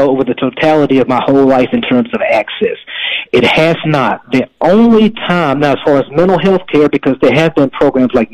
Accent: Memphis, Tennessee, United States; moved away as an adult; now in Dallas, United States; I was living in Memphis, Tennessee. That's where I'm originally from. And I moved to Dallas about 3 years ago

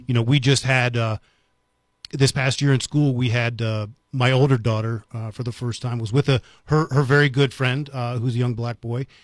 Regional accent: United States; now in Las Cruces, United States; I grew up right outside of Washington, D C

